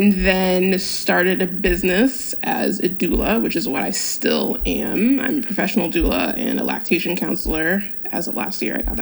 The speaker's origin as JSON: {"language": "English", "town": "San Diego", "region": "California", "country": "United States", "tie": "born or raised there", "said": "I am from San Diego, California, born and bred"}